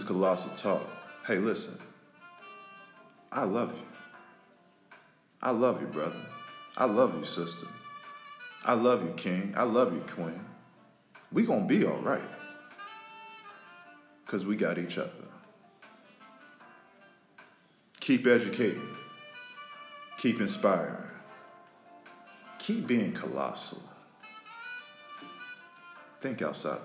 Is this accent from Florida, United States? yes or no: yes; Florida, United States; I'm from Florida.